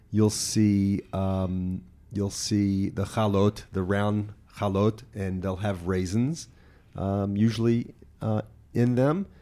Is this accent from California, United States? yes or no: no; Memphis, Tennessee, United States; moved away as an adult; now in Israel; Memphis all the time, but that's my, my my hometown